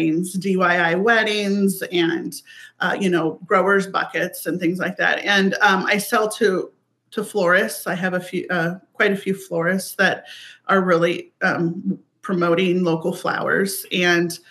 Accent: Everett, Washington, United States; moved away as an adult; also born or lived in Alaska; now in Gig Harbor, United States; I grew up in Everett, Washington

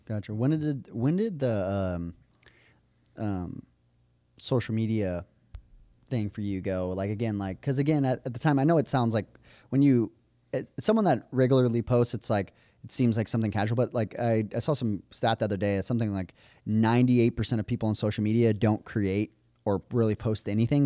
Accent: Las Vegas, Nevada, United States; moved away; I came from Vegas

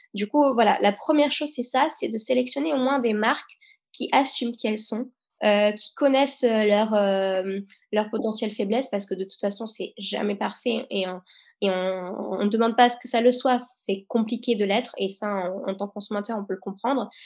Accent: France; nous, on est français

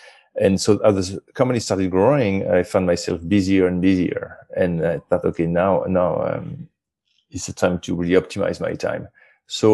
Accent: France; moved away as an adult; I grew up in France

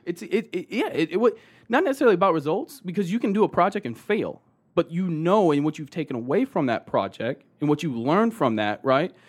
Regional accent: Austin, Texas, United States; also born or lived in Colorado Springs, Colorado / Houston, Texas; actually born and raised in Austin, Texas. So, uh, Texas boy, tried and true

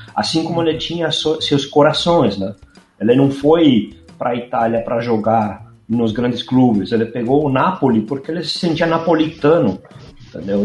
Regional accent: Buenos Aires, Argentina; moved away; eu nasci em Buenos Aires, no centro

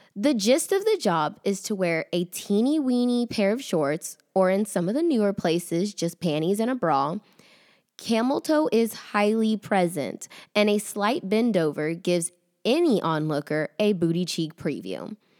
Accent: the South, United States; accent: Southern; my Southern accent

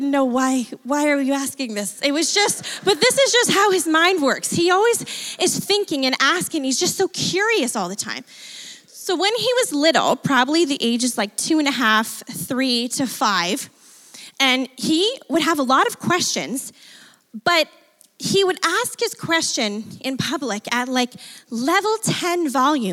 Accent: Fort Erie, Ontario, Canada; I grew up in Ridgeway, Fort Erie area

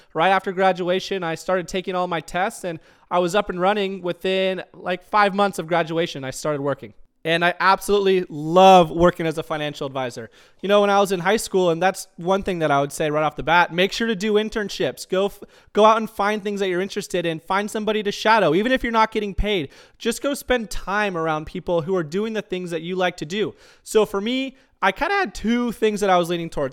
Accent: Tucson, Arizona, United States; moved away as an adult; now in Auburn, United States; I'm originally from Tucson, Arizona. We lived in Tucson for about eighteen years

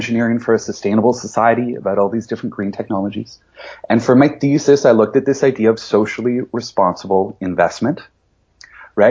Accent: London, Ontario, Canada; I grew up in London, Ontario, with my dad in the investment industry

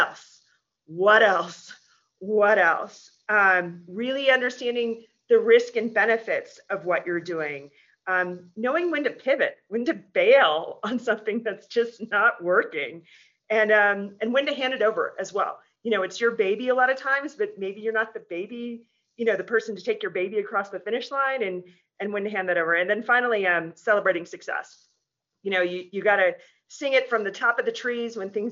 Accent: Alaska, United States; now in Colorado, United States; I'm from Alaska, I'm a pioneer. I grew up in a gold mine

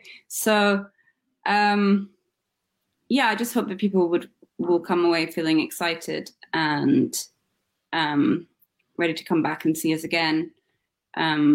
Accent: Scotland, United Kingdom; moved away; I'm from Scotland originally

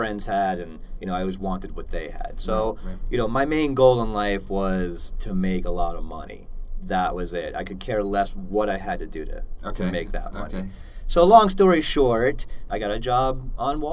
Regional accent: Long Island, New York, United States; now in Colorado, United States; I grew up on Long Island

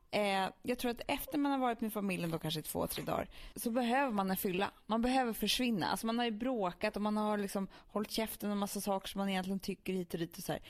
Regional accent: Stockholm, Stockholm County, Sweden; vi som är stockholmare.

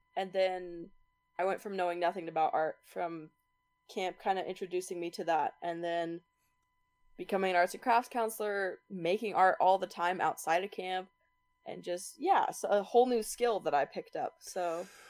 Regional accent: Utah, United States; I am from Utah

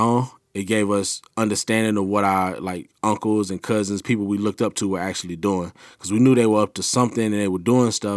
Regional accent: Camden, United States; it was just home for me, you know, and you just used to the environment. So just Camden in itself, especially when I was younger, it had a lot of gangs.

